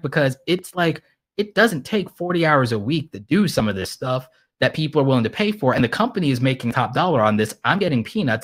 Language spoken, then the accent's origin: English; New York City, New York, United States; now in Atlanta, United States; I was born in Brooklyn, so I'm extra petty